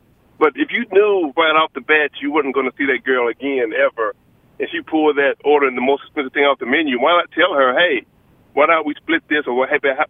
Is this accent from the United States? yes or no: yes; Gastonia, North Carolina, United States; born and raised in Gastonia, Hunter Huss grad back in the 90s.